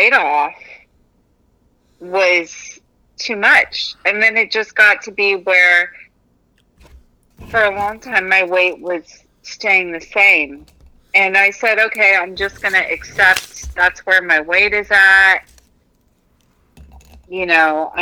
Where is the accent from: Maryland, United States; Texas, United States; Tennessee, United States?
Texas, United States; moved away; I grew up in Texas